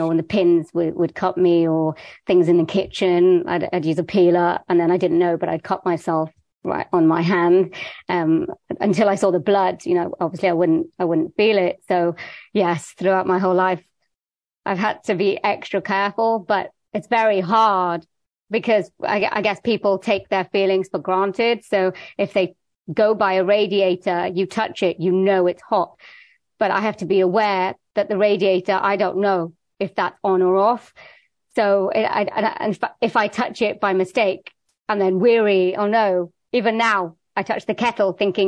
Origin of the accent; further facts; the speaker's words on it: Wales, United Kingdom; I was born in Wales in the UK.